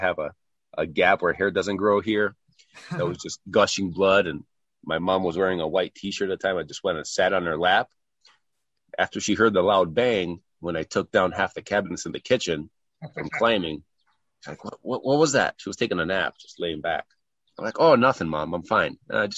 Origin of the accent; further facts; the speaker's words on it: Kalamata, Peloponnese, Greece; moved away as an adult; also born or lived in Chicago / Houston / Los Angeles; now in United States; So I was 8 years old at the time, finished second grade here in the US, and we moved back. Went through high school there. Great life for a kid. Living in a small town in Greece, about 50,000 people